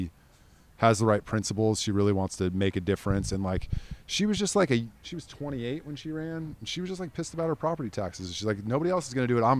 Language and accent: English; California, United States; I grew up in California